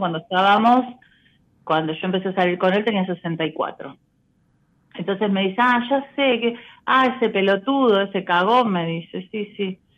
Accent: Buenos Aires, Argentina; Yo soy de Cava, soy de Parque Avellaneda.

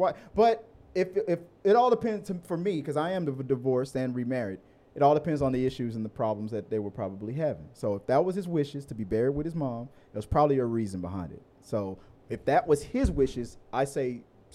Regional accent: Houston, Texas, United States; We're from Houston

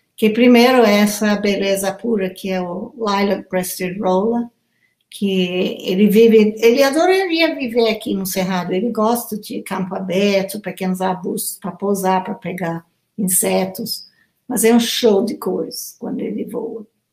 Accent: Kenya; Portuguese is a second language; now in Brazil; desde a minha infância no Quênia

